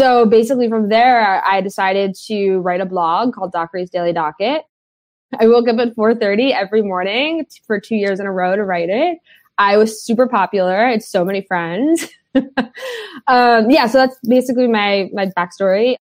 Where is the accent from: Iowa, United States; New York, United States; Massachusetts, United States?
New York, United States; New York City; I grew up in the West Village of Manhattan of New York State